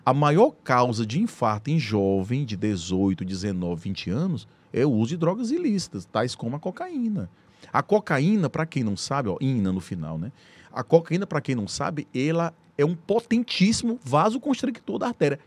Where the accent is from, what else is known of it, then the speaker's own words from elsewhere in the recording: Teresina, Piauí, Brazil; also born or lived in São Paulo; muito feliz por ser piauiense, por ser teresinense, amo minha terra. Meu sonho sempre foi voltar para Teresina